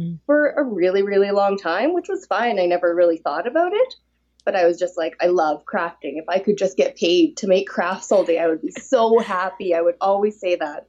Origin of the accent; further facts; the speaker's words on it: Edmonton, Alberta, Canada; also born or lived in Calgary; I'm from Canada, from Alberta. Mm-hmm. So I was born in Edmonton